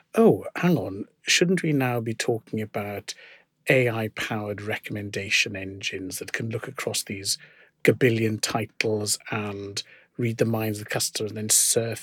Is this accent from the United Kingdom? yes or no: yes; Wales, United Kingdom; I was educated in Welsh. I'll do in Siarad Cymraeg hefyd, so I'm a Welsh speaker